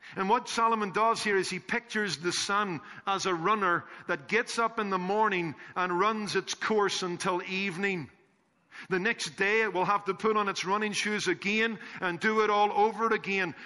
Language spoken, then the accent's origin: English; Northern Ireland, United Kingdom; When I was growing up in Northern Ireland